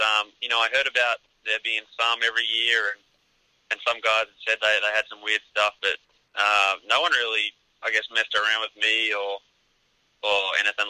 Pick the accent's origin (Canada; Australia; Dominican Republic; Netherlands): Australia; moved away as an adult; being Australian